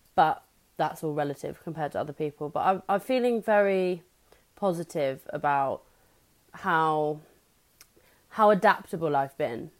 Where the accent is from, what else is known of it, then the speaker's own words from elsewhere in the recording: England, United Kingdom; as an English person